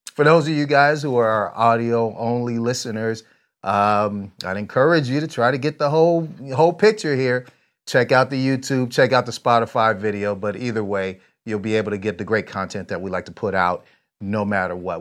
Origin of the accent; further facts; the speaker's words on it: San Jose, California, United States; now in Vista, United States; born there, but I'm from there. I, I went to high school there, middle